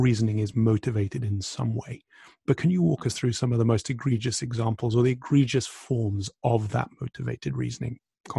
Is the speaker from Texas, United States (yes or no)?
yes; Texas, United States; Going back to your description of me as a Texan Republican, which I quite liked, those were declarations of identity masquerading as philosophical declarations.